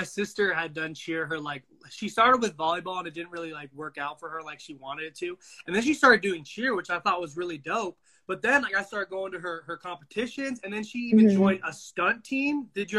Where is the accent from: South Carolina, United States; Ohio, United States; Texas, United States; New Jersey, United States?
Texas, United States; Dallas; born there; I was born in Dallas, so I remember how it was with football there.